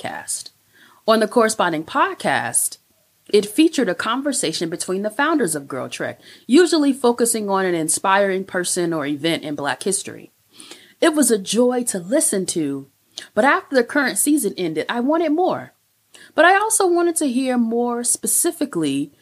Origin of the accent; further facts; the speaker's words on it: Chicago, Illinois, United States; moved away as an adult; also born or lived in St. Louis, Missouri / Madison, Wisconsin; I am a product of the Chicago public school system